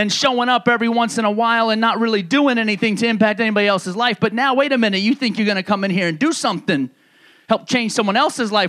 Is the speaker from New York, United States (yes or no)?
yes; New York, United States; moved away; the people that I grew up with back in New York